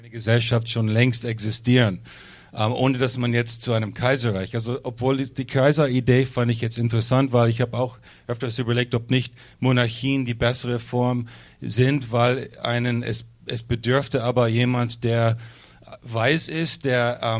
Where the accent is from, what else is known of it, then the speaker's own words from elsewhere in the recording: United States; German is a second language; now in Germany; Ich komme aus Amerika und ich habe immer geglaubt, dass die Deutschen diese Leute sind und merke, es ist eigentlich ganz anders hier drüben.